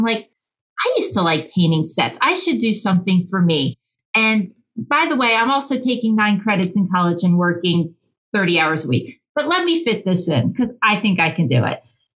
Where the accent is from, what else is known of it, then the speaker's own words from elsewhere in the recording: Pennsylvania, United States; accent: Utah; And then I moved from Pennsylvania to Utah, which is where I get this distinct accent from.